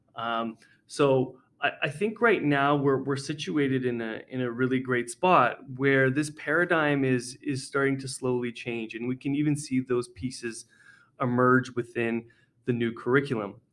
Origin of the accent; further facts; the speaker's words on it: Edmonton, Alberta, Canada; I came back to uh, Edmonton Catholic. I grew up in Edmonton Catholic